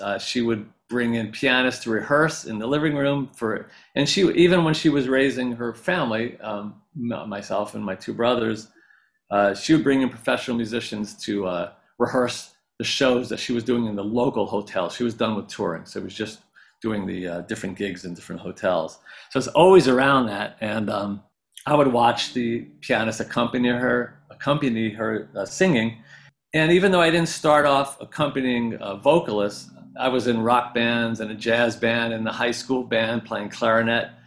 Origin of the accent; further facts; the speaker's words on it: Ellenville, New York, United States; moved away as an adult; now in Los Angeles, United States; I grew up in the Catskills up in upstate New York